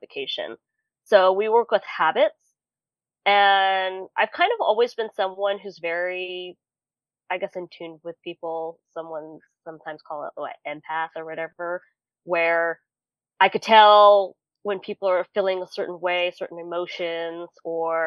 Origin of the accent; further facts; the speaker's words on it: California, United States; now in Tennessee, United States; I'm originally from California and moved all the way to Tennessee